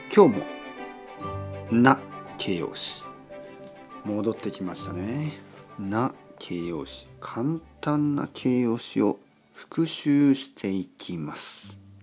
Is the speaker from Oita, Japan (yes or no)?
yes; Oita, Japan; now in Tokyo, Japan; 僕の出身大分県のまあ、九州ですね大分県の田舎です